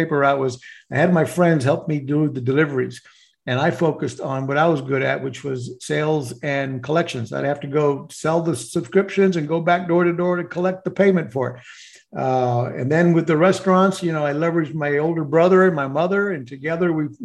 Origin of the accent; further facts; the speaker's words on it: Puerto Rico; I grew up in Puerto Rico, although I'm Mexican descendants